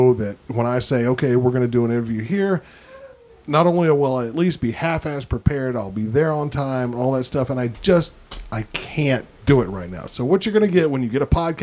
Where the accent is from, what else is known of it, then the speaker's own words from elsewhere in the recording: Tennessee, United States; I'm from Tennessee. I don't even say y'all.